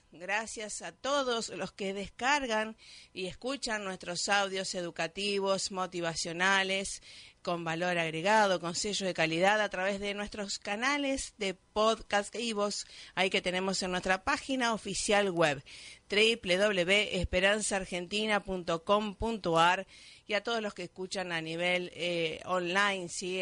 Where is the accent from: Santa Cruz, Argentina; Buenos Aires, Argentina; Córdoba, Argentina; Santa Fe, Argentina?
Santa Fe, Argentina; Rosario; moved away; allá en mi ciudad, Natán Rosario